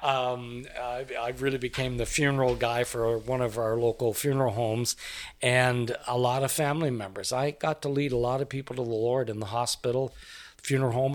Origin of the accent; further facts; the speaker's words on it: Canada; moved away as an adult; also born or lived in Cameroon; we're from Canada originally. I was born and raised there